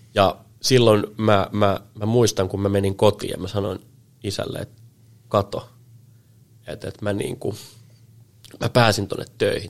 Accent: Helsinki, Uusimaa, Finland; also born or lived in Salo / Piikkiö; mä oon niin kuin Helsingissä kasvanut oikeastaan sit koko, koko niin kuin nuoruuden

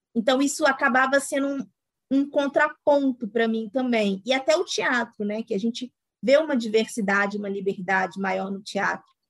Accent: Itabirito, Minas Gerais, Brazil; sou de uma cidade aqui do interior de Minas, Itabirito

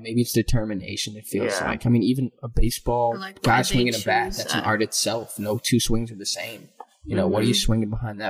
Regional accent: Mayfield, Ohio, United States; born or raised there

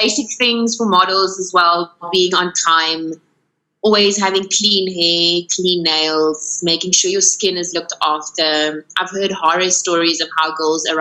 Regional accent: Paarl, Western Cape, South Africa; now in Cape Town, South Africa; but it's also my hometown, Pall.

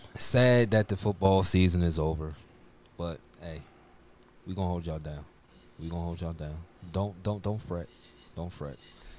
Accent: Baltimore, Maryland, United States; moved away; It's my way of showing my hometown spirit. It's my way of holding Baltimore down.

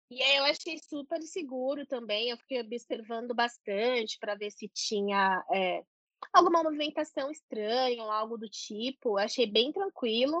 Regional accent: Brazil; a gente é brasileiro

